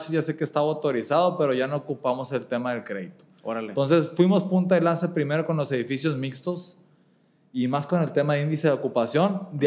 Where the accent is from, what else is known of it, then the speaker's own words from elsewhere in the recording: Monterrey, Nuevo León, Mexico; si ahorita los que somos regios, si queremos desarrollar algo en Calzada del Valle o sobre Constitución